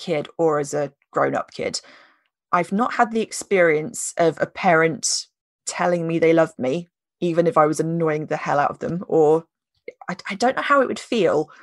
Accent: United Kingdom; we're British

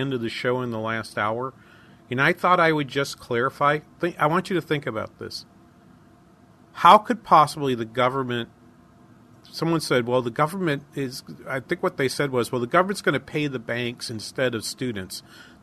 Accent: Manchester, New Hampshire, United States; accent: New England; now in Minnesota, United States; my hometown in Manchester

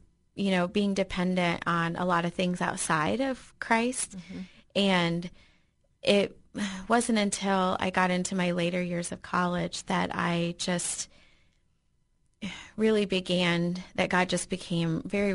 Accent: Michigan, United States; moved away; I grew up in Michigan

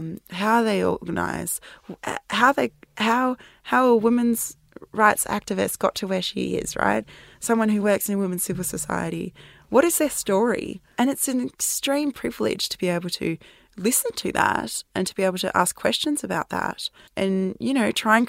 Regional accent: South Africa; born there; So I was born in South Africa and my mum was a journalist in South Africa during the apartheid era.

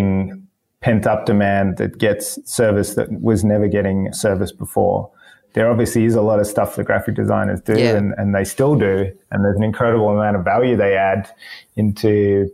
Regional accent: Melbourne, Victoria, Australia; moved away as an adult; now in Sydney, Australia; I was born in Melbourne, yeah, yep. And grew up there and pretty much lived there for most of my life for the first 27 years.

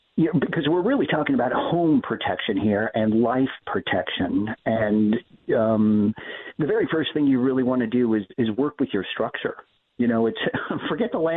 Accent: Southern California, United States; also born or lived in San Francisco Bay Area; Growing up in Southern California, I moved up to the San Francisco Bay Area in 1991

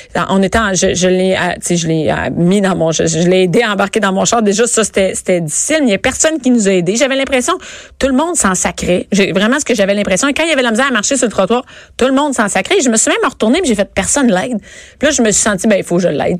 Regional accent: Rosemère, Quebec, Canada; Moi, je viens de Rosemère.

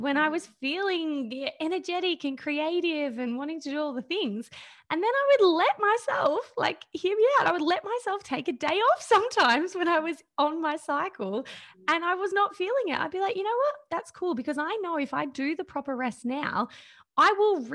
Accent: Australia; I think I'm a typical probably woman growing up in Australia right now

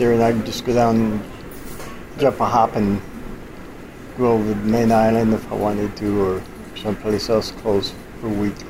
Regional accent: Chicago, Illinois, United States; moved away as an adult; Actually, I'm from Chicago. I've been here probably over 40, over 50 years now.

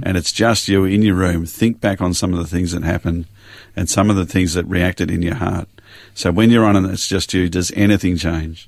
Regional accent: Springvale, Victoria, Australia; also born or lived in Glen Waverley; now in Yarra Valley, Australia; did most of my growing up in Springvale

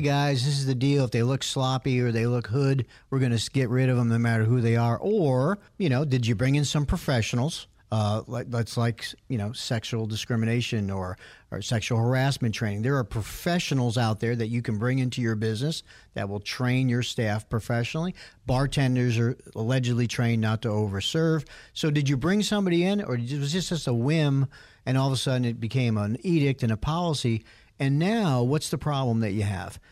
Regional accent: New York City, New York, United States; I grew up in New York City area, as Bruce did, in the sixties and seventies

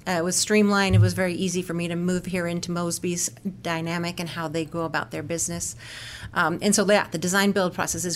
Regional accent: Corvallis, Oregon, United States; moved away as an adult; now in St. Louis, United States; I grew up in the Pacific Northwest, so Oregon

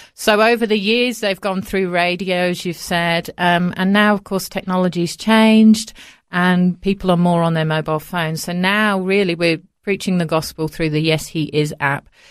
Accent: Coventry, West Midlands, United Kingdom; moved away as an adult; now in Australia; I was born in the centre of England, in the Midlands, a place called Coventry, and that's where I was raised until we moved to Australia

